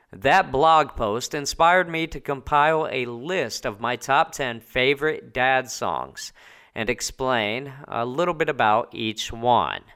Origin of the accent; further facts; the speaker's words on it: Indianapolis, Indiana, United States; moved away as an adult; also born or lived in New Jersey; now in Italy; I hail from Indianapolis, Indiana, by way of New Jersey, though. That's where I was born